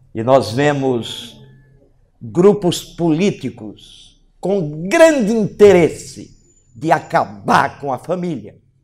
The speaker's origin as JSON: {"language": "Portuguese", "country": "Brazil", "said": "Nós, como brasileiros"}